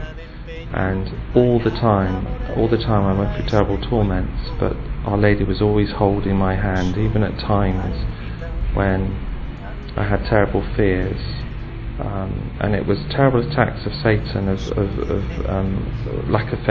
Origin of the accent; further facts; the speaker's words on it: England, United Kingdom; I'm from England